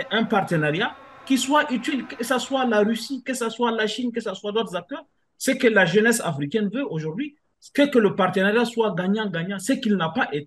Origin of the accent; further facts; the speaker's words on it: Niger; je ne parle pas en tant que Nigérien, mais je parle en tant que quelqu'un qui a travaillé sur la matière